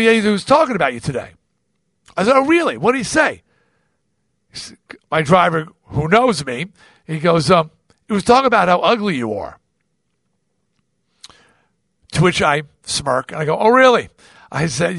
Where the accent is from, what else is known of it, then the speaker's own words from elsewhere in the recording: Baldwin, New York, United States; now in North Shore of Long Island, United States; I grew up in Baldwin, the town next, was like lily white